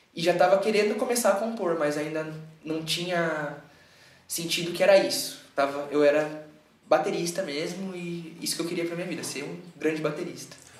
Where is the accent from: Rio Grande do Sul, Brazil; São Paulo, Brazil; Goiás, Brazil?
São Paulo, Brazil; Indaiatuba; also born or lived in Campinas; eu tava em Dayatuba de volta e cresci em Dayatuba